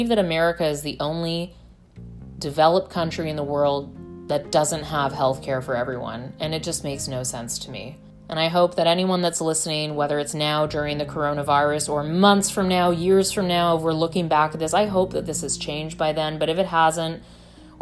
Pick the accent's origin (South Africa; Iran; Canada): Canada; moved away as an adult; now in United States; I come from Canada.